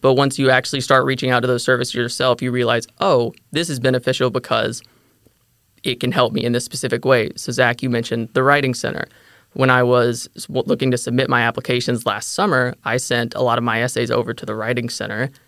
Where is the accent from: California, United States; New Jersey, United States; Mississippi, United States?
Mississippi, United States; DeSoto County; moved away as an adult; also born or lived in Olive Branch, Mississippi; now in Fort Worth, United States; I grew up in DeSoto County, Mississippi.